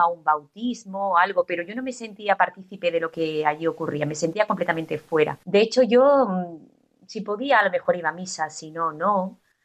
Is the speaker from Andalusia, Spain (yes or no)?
yes; Estepona, Andalusia, Spain; moved away as an adult; also born or lived in Sweden; now in Málaga, Spain; yo no soy de Málaga, yo soy de un pueblo, yo soy de Estepona